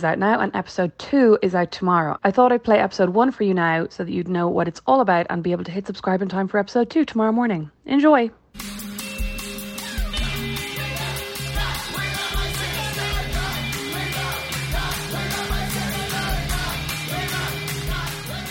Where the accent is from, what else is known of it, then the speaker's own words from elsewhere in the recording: Kildare, Leinster, Ireland; moved away as an adult; also born or lived in Dublin; now in Fort Wayne, United States; We're from Kildare.